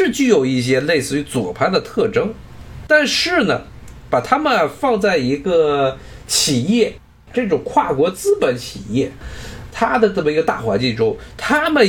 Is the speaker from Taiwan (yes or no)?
no; China; 特别是我中国人一般认为白左是假左，认为是皮左，皮左饶右。